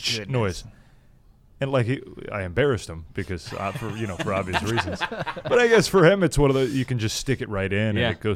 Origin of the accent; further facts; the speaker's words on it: Bay Area, California, United States; moved away as an adult; now in Cleveland, United States; we're originally from the Bay Area